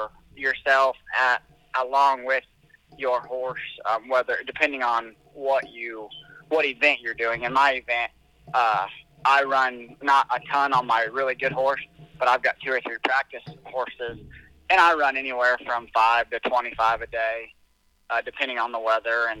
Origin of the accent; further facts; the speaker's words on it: Albia, Iowa, United States; I'm from Albia, Iowa, about 60 miles from where Cammy used to live.